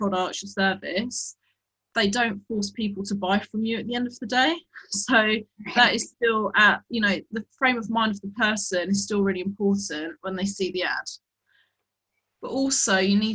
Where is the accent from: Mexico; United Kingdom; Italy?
United Kingdom; England